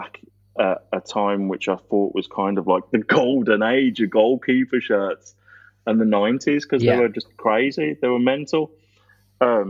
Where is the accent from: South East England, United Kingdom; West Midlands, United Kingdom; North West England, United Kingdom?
West Midlands, United Kingdom; Birmingham; growing up in Birmingham, surrounded by Villa fans